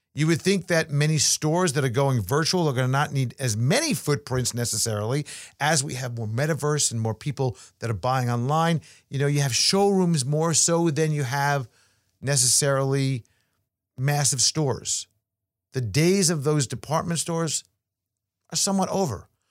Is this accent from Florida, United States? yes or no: no; New York, United States; as a New Yorker